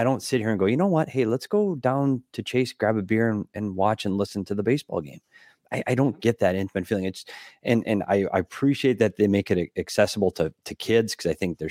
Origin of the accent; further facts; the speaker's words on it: Minnesota, United States; moved away; my home state too. You go back to Minnesota